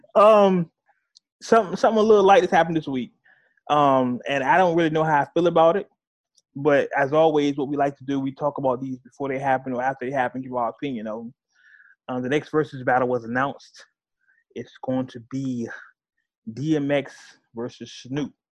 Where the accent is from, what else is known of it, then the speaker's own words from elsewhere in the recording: California, United States; I'm from California. Uh, I grew up um, 90s era California